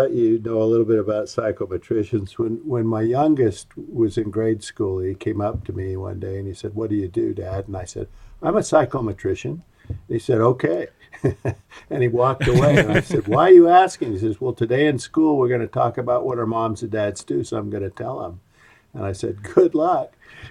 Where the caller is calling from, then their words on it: Orem, Utah, United States; I'm in Orem, Utah, and here it is, 20th of May, and it's 48 degrees.